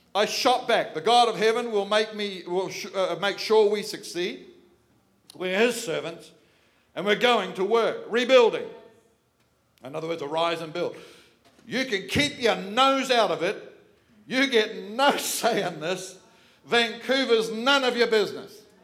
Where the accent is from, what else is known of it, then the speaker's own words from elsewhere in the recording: Manukau, Auckland, New Zealand; just enough street smarts growing up in Manukau